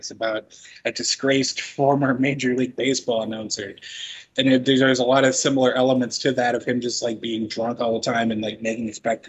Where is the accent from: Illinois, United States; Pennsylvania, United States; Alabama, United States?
Illinois, United States; Chicago; growing up in Chicago